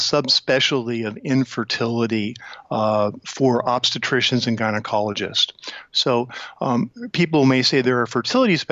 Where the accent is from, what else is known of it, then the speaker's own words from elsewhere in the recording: Tucson, Arizona, United States; also born or lived in Phoenix / St. Louis; I was born in Tucson, Arizona, and had all my formal education through medical school in Tucson University and medical school at the University of Arizona